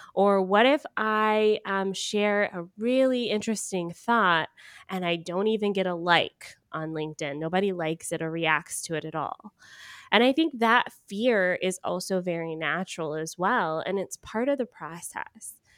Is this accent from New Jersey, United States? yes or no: no; Georgia, United States; moved away; I am from Georgia originally.